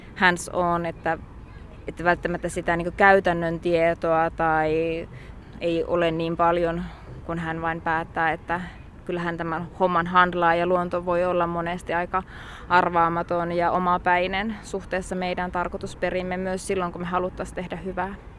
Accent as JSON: {"language": "Finnish", "region": "North Ostrobothnia", "country": "Finland", "tie": "born or raised there", "moved": "yes", "said": "mä itse Pohjois-Pohjanmaalta lähtöisin"}